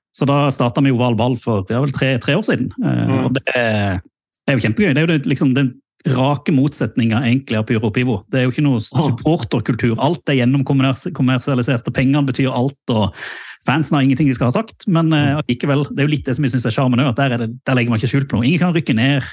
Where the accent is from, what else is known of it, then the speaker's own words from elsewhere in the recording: Mandal, Agder, Norway; da jeg vokste opp i, i Mandal.